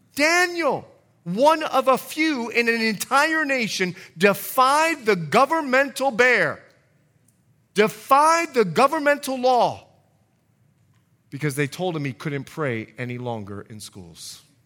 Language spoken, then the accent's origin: English; Bahamas; I was born and raised in the Bahamas